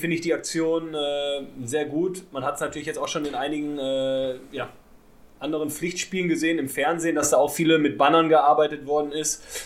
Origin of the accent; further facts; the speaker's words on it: Ruhr area, North Rhine-Westphalia, Germany; bei mir aus dem Ruhrpott